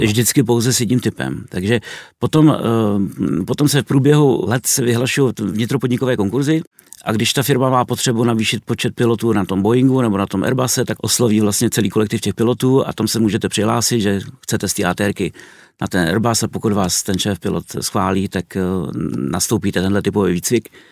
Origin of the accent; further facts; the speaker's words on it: Czechia; first language Czech; also born or lived in Kazakhstan; ve své rodné zemi, kde může používat svým, svůj mateřský jazyk